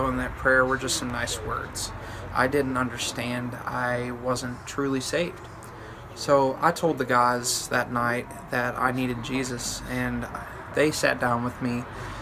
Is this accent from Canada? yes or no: no; Southern Michigan, United States; I was raised in Southern Michigan in a small Baptist church